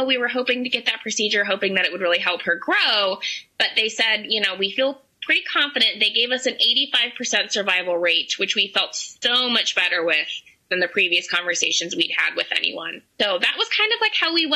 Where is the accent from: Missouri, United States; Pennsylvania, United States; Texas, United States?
Pennsylvania, United States; Pittsburgh; now in State College, United States; we're from Pittsburgh